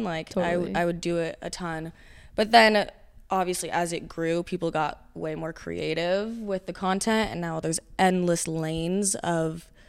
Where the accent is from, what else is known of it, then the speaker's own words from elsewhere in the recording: Huntington Beach, California, United States; I'm from Huntington Beach, California.